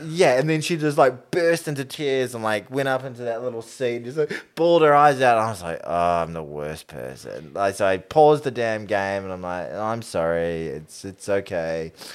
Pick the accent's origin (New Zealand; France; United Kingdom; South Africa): New Zealand; as a New Zealander, as an All Black fan